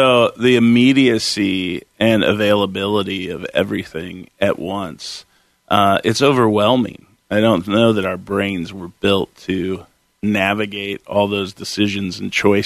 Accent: Concord, California, United States; moved away as an adult; also born or lived in Sacramento, California / Chico, California; now in Portland, United States; I grew up in the Bay Area, Concord, California, and then in high school, we moved to Sacramento

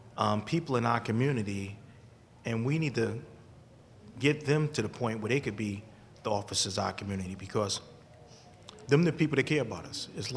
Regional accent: New Haven, Connecticut, United States; You know, sitting here listening, I grew up in New Haven.

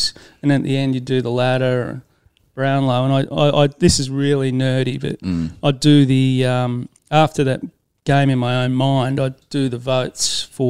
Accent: Shepparton, Victoria, Australia; I grew up in Shep, and a lot of people assume that I grew up in Altona or something as a Bulldog supporter, but just grew up in Shep

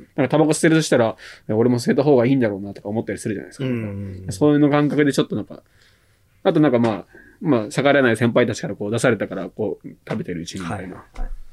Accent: Saitama, Japan; 海なし県、まあ、埼玉、生まれも育ちも埼玉なんで

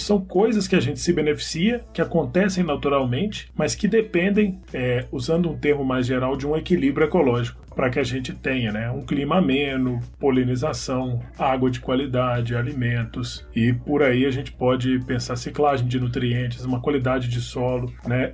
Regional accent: Southeast, Brazil; eu que sou do Sudeste

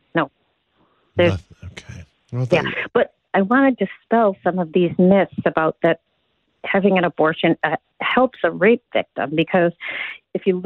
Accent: Chicago, Illinois, United States; I grew up in Chicago

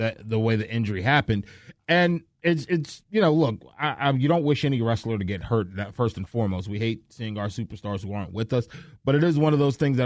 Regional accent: the North, United States; now in Atlanta, United States; I'm a Northerner

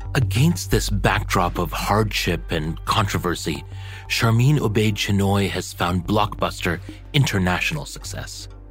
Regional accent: Karachi, Sindh, Pakistan; moved away; I'm originally from Pakistan. I was born and raised in Karachi.

